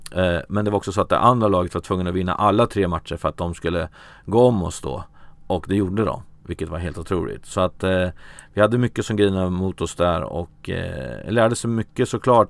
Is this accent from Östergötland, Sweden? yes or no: no; Örebro, Örebro County, Sweden; jag är från Örebro